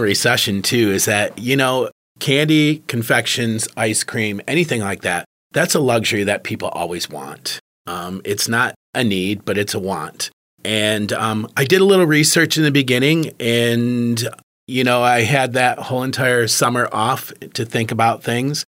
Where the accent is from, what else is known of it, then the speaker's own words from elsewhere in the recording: Marine City, Michigan, United States; That's actually my hometown. I grew up in Marine City